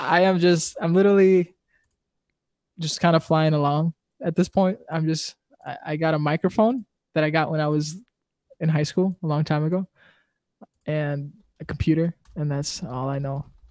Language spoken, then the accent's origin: English; Wisconsin, United States; We're from Wisconsin